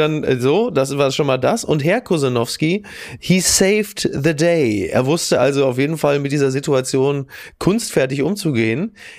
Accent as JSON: {"language": "German", "area": "Castrop-Rauxel", "region": "North Rhine-Westphalia", "country": "Germany", "said": "ich komme ja aus Kassel Brauxel"}